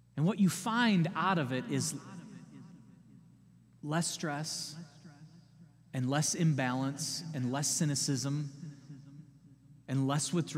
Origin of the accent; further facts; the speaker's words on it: United States; as American people